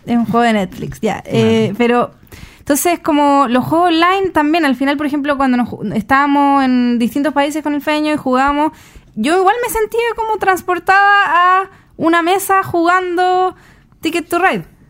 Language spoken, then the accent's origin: Spanish; Chile; nosotros como chilenos